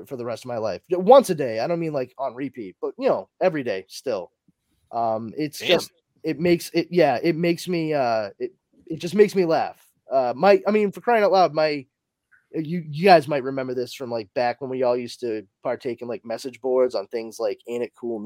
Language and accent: English; Massachusetts, United States; I'm from Massachusetts